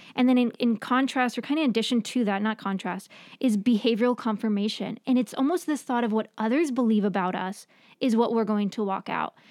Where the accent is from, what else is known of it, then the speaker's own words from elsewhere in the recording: New York, United States; moved away; I grew up in New York, and so we had ocean, not lake